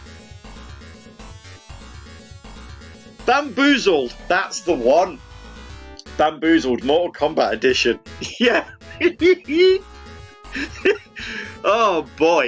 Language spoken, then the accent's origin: English; United Kingdom; we're British